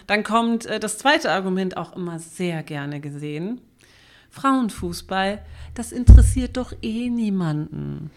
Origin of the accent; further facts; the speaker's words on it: Germany; bei uns in Deutschland